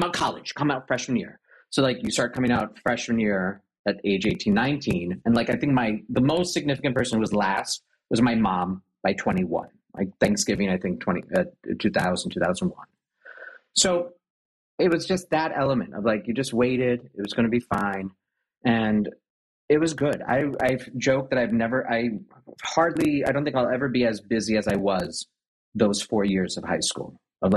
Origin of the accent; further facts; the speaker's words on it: Naperville, Illinois, United States; I grew up in Naperville, Illinois